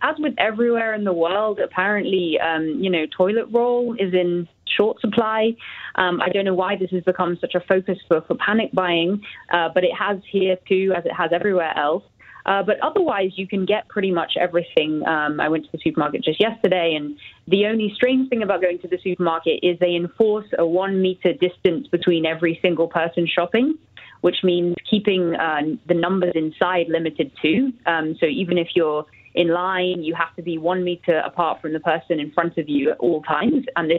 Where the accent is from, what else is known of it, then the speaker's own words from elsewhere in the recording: United Kingdom; now in Madrid, Spain; I'm actually British, but yes, I'm here in Madrid.